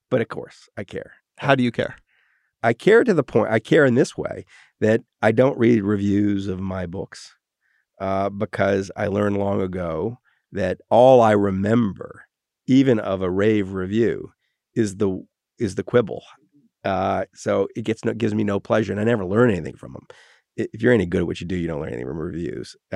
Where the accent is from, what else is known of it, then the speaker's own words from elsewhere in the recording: Wales, United Kingdom; my real response is I'm Welsh.